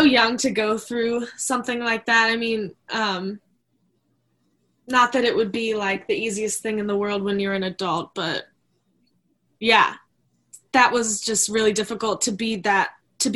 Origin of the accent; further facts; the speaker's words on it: Maryland, United States; I was raised in Maryland